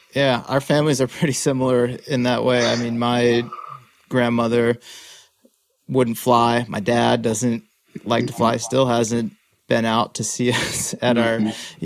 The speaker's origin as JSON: {"language": "English", "region": "central Massachusetts", "country": "United States", "tie": "born or raised there", "moved": "as an adult", "said": "I'm born and raised in Massachusetts."}